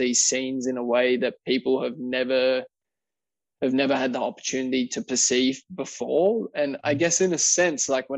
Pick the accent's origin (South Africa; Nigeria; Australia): Australia; Wollongong, New South Wales; my hometown of Wollongong, Wollongong, New South Wales, Australia.